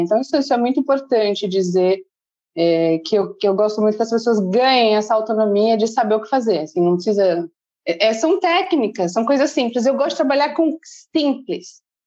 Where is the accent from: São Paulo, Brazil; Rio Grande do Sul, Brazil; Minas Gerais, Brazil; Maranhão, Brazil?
São Paulo, Brazil; Bertioga; moro aqui desde pequena.